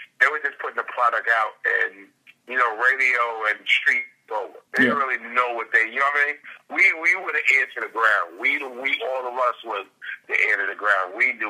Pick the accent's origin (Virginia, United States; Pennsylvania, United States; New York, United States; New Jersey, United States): New York, United States; Long Island; Because since I came from Long Island, and Long Island and Patchogue and like Brentwood was considered the country